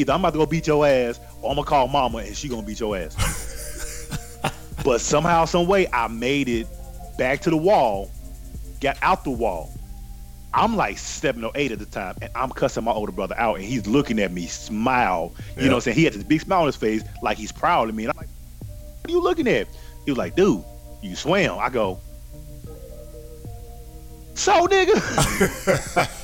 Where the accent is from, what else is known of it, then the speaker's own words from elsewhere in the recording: Gary, Indiana, United States; I'm from Gary, Indiana.